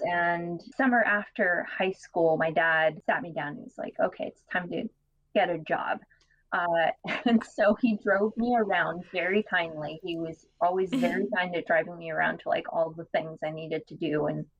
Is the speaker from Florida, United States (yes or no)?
yes; Florida, United States; I would recommend, growing up in Florida, we always were cautious to never touch the fireworms.